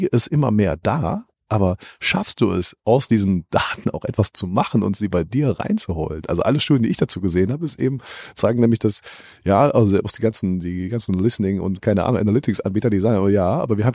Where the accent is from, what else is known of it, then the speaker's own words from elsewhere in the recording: Cologne, North Rhine-Westphalia, Germany; Ja, das, ich vergleiche das immer als Kölner so sogar mit Karneval.